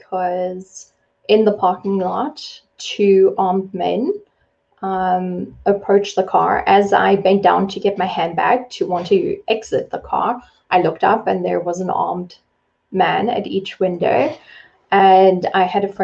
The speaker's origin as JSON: {"language": "English", "country": "South Africa", "tie": "born or raised there", "said": "I was born and raised in South Africa."}